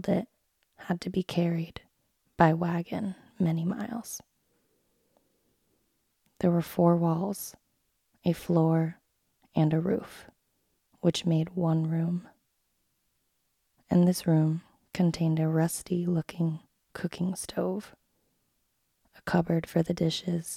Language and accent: English; Vermont, United States; I was born and raised in Vermont